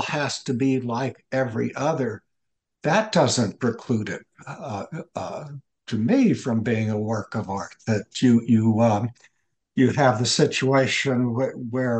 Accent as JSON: {"language": "English", "town": "Atlanta", "region": "Georgia", "country": "United States", "tie": "born or raised there", "said": "I'm a Southerner. Father's side of the family is from South Carolina, and my mother's from Chattanooga, Tennessee, and I grew up in Atlanta"}